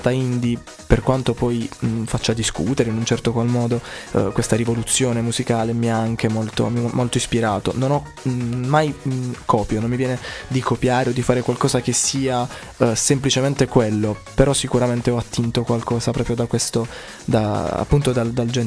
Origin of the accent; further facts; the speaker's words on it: Giovinazzo, Apulia, Italy; Sono di Giovinazzo.